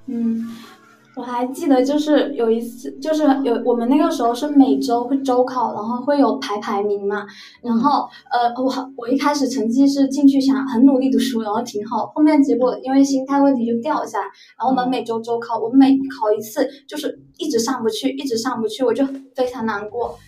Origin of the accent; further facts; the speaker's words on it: Fujian, China; now in Zhangzhou, China; 我就是福建本地的啊，但是嗯。嗯，还是在福建上大学